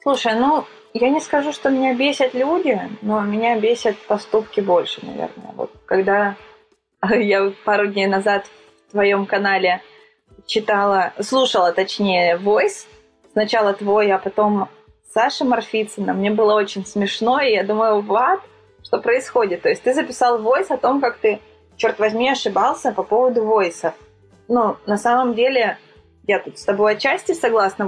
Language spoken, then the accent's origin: Russian; Sochi, Krasnodar Krai, Russia; moved away as an adult; now in Moscow, Russia; я вообще родом из Сочи, и Из Сочи я уехала лет шесть, наверное, назад